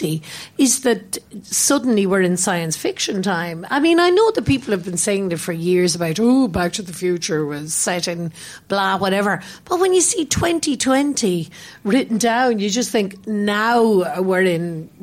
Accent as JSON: {"language": "English", "country": "Ireland", "tie": "born or raised there", "moved": "as an adult", "lives_now": "London, United Kingdom", "said": "I grew up in Ireland, although I've lived away from there for so many decades"}